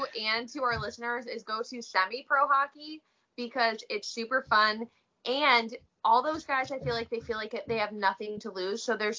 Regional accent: New England, United States; I'm from New England.

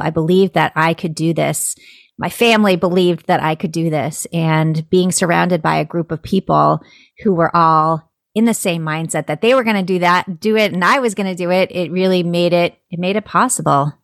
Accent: Florida, United States; I'm from Florida

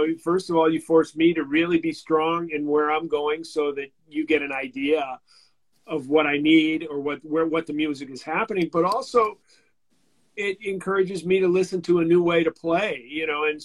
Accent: San Francisco, California, United States; I grew up in San Francisco

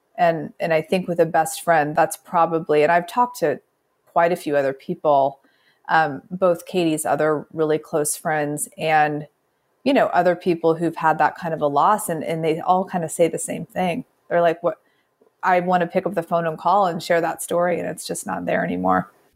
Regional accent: Midwest, United States; also born or lived in the South; grew up in the Midwest

